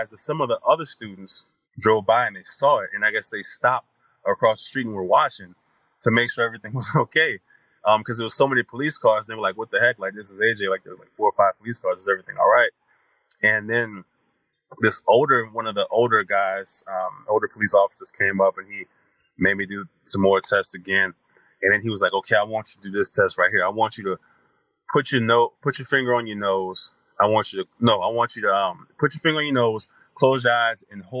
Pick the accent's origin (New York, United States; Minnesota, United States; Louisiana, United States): Louisiana, United States; South; moved away as an adult; also born or lived in Texas / Oklahoma; growing up in South Louisiana